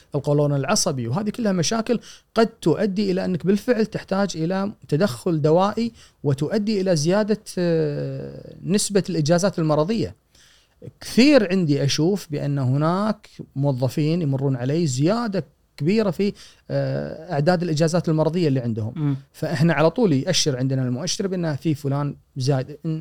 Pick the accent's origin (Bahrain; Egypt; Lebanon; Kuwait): Kuwait; عندنا بالكويت